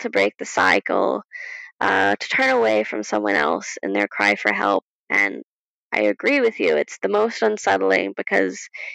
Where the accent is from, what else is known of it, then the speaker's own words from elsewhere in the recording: United States; as an American